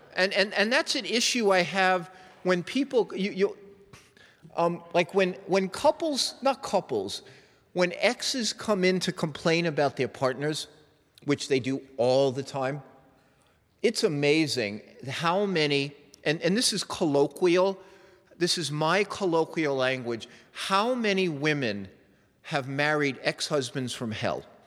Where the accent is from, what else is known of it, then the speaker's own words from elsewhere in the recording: New York, United States; moved away; I was raised in New York and I have a little bit of that edge